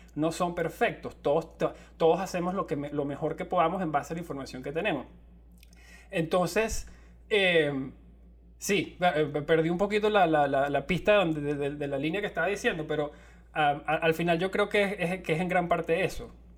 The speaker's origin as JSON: {"language": "Spanish", "country": "Venezuela", "said": "somos de Venezuela"}